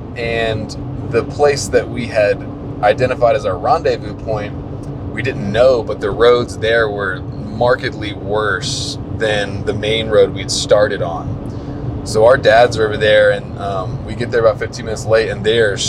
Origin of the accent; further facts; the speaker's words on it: East Coast, United States; we're from the East Coast, we don't get a whole lot of snow